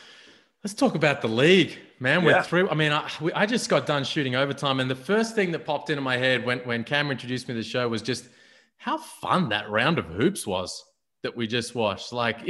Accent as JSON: {"language": "English", "town": "Melbourne", "region": "Victoria", "country": "Australia", "tie": "born or raised there", "said": "as a youngster growing up in Melbourne"}